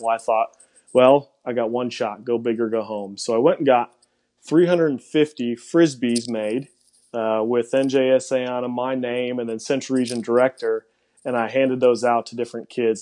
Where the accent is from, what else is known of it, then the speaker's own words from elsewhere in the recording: Cedarburg, Wisconsin, United States; accent: Wisconsin; moved away; originally from Cedarburg, Wisconsin